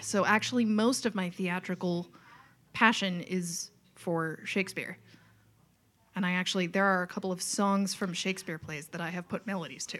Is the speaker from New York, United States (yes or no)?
yes; Long Island, New York, United States; accent: Long Island; moved away as an adult; also born or lived in Boston; I grew up on Long Island and I can put on the accent